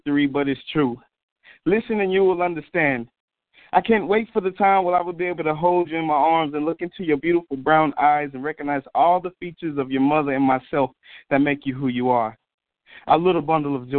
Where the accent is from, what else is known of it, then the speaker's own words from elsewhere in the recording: Jonesboro, United States; moved away; I'm originally from Jonesboro